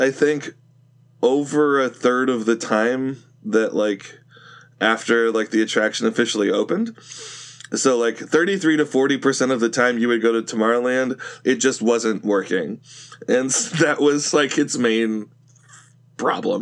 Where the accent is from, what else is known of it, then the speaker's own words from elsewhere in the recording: Northern California, United States; I grew up in Northern California